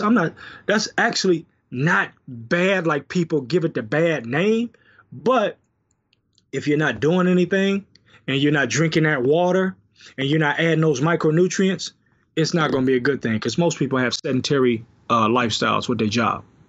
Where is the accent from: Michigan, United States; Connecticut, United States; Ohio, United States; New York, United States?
Michigan, United States; Detroit; I'm from Detroit